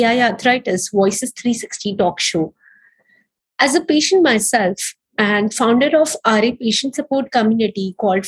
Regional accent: Mumbai, Maharashtra, India; now in Los Angeles, United States; I'm from Mumbai, India, currently living in Los Angeles, United States

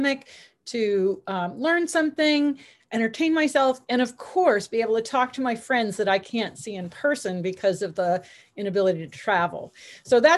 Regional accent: Connecticut, United States; I'm from Connecticut

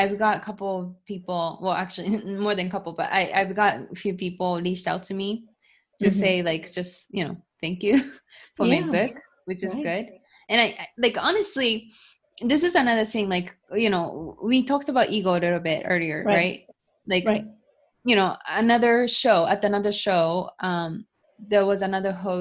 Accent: Japan; moved away as an adult; also born or lived in United States; growing up in Japan, being born and raised in Japan

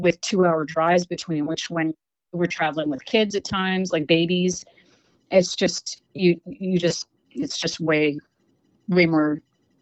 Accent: Canada

